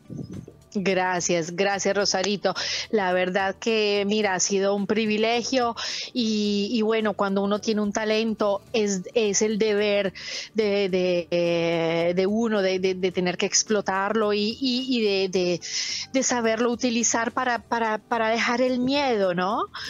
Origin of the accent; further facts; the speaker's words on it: Bogotá, Colombia; now in Italy; Soy Bogotá, pero mi familia es boyacense de un pueblito que se llama Suatá